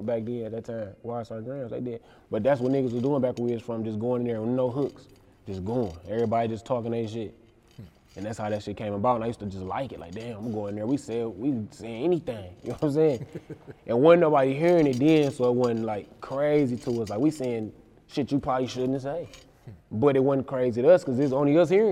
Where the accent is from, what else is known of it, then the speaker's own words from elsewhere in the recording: Flint, Michigan, United States; growing up as a kid down there